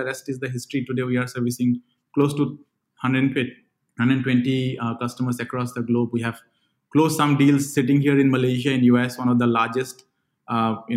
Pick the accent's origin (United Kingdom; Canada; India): India; Andaman and Nicobar Islands; moved away as an adult; also born or lived in Bangalore, India; I come from a place from India, a very small island called Andaman and Nicobar Islands